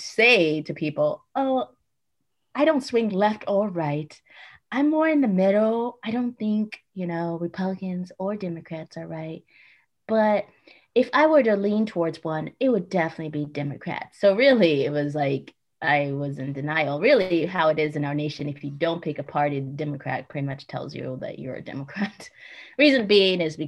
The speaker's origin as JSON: {"language": "English", "town": "Alexandria", "region": "Virginia", "country": "United States", "tie": "born or raised there", "also_born_or_lived": "Kenya", "said": "So I was raised in D.C. D.C. is very liberal. When I say D.C., people get confused because I say I'm from Virginia"}